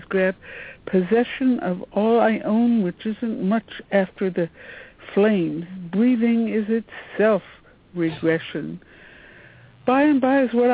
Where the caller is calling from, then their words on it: Washington, District of Columbia, United States; I'm calling from Washington, D.C.